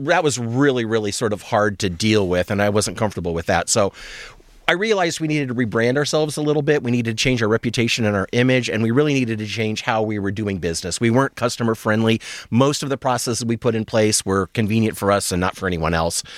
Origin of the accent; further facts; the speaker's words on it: Nebraska, United States; moved away as an adult; also born or lived in Reno, Nevada; now in Michigan, United States; I grew up in Nebraska, so I figured I was used to the weather and the culture, but I had spent the last nine years living in Nevada